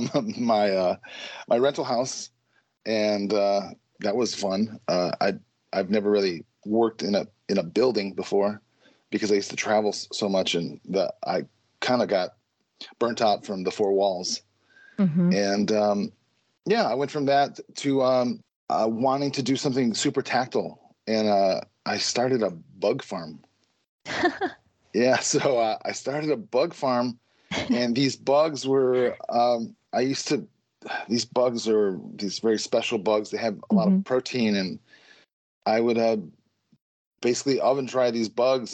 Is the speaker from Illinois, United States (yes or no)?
yes; Chicago, Illinois, United States; now in Minneapolis, United States; I grew up in Chicago and I live in Minneapolis